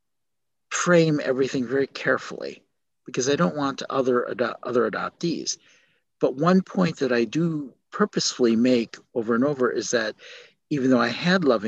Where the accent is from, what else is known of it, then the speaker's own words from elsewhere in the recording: Milwaukee, Wisconsin, United States; also born or lived in South Korea; now in Chicago, United States; Milwaukee, where I grew up